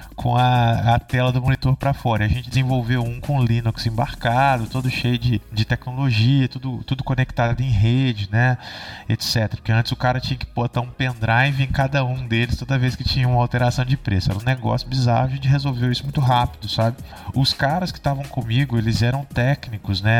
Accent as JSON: {"language": "Portuguese", "town": "Barbacena", "region": "Minas Gerais", "country": "Brazil", "moved": "as an adult", "lives_now": "Santa Rita do Sapucaí, Brazil", "said": "eu sou de Barbacena, né? É uma cidade aqui de Minas Gerais"}